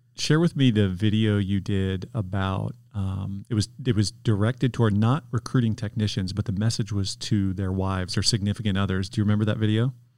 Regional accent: Detroit, Michigan, United States; moved away; I'm from Detroit originally

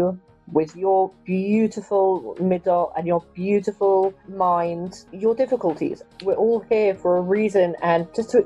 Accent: London, United Kingdom; also born or lived in Manchester; I grew up in London. I've always lived in London

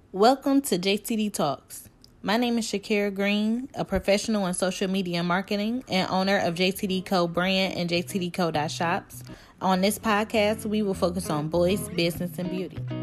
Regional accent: Cleveland, Ohio, United States; I am from Cleveland, Ohio

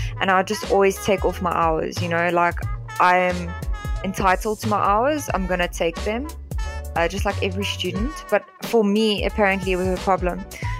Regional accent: England, United Kingdom; Because I'm white and because I'm English, it's more not racism against other white people

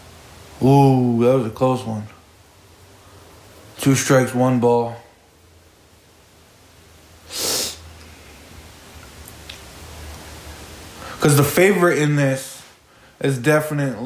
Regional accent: New England, United States; I grew up in the New England area

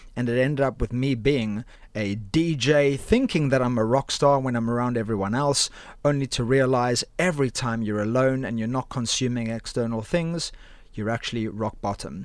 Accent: Cape Town, Western Cape, South Africa; moved away as an adult; now in United Kingdom; I'm originally from Cape Town, South Africa

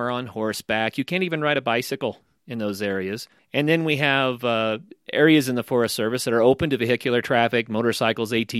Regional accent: Oklahoma, United States; now in Colorado, United States; I grew up in Oklahoma

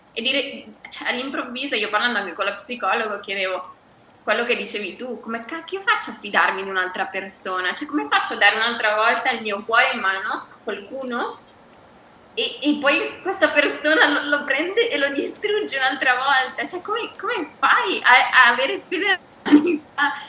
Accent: Bergamo, Lombardy, Italy; moved away as an adult; also born or lived in United States; now in Seville, Spain; sono bergamasca, però da ormai tre anni vivo, vivo, a Siviglia

